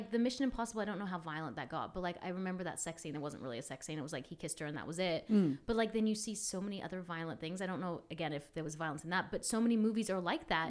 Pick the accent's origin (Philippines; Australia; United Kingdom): Australia; now in United States; I'm from Australia